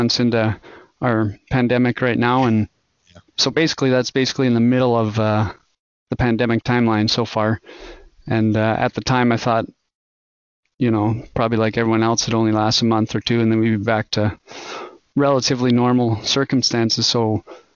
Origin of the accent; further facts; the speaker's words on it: Alberta, Canada; moved away as an adult; also born or lived in Edmonton, Alberta; now in Sugar Land, Texas, United States; Alberta, Canada originally